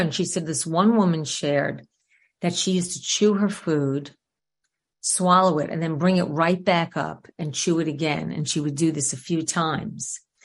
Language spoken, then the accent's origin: English; New York City, New York, United States; I grew up in New York, in Queens specifically